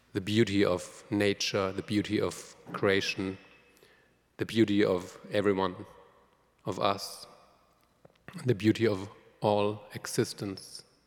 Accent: Germany; moved away; I'm from Germany, so Pentecost has always been really, really important

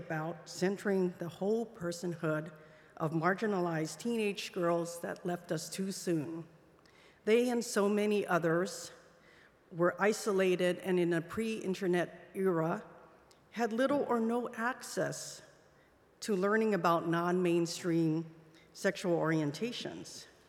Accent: Hawaii, United States; also born or lived in Hong Kong; Even though I was born in Hong Kong and I had struggled with depression and suicidal thoughts as I was coming out to myself in Hawaii as a teenager in the 1970s

